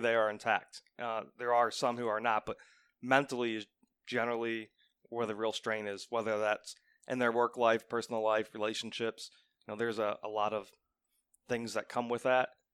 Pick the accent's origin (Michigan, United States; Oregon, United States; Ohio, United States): Ohio, United States; Seville; I grew up in Seville, Ohio. So, I've been there my entire life other than a quick stint in the Marine Corps.